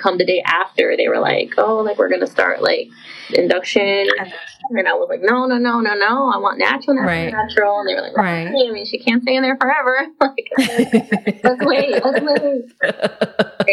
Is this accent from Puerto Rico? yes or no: yes; Puerto Rico; now in Florida, United States; I am from Puerto Rico, but I live in Florida